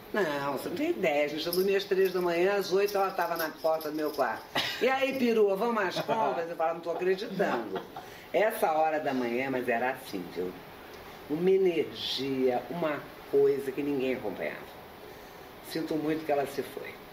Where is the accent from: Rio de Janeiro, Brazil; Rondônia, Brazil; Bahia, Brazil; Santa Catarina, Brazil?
Rio de Janeiro, Brazil; moved away as an adult; also born or lived in Lausanne, Switzerland; now in São Paulo, Brazil; Eu nasci no Rio de Janeiro, me casei, vim para São Paulo, moro aqui há muito tempo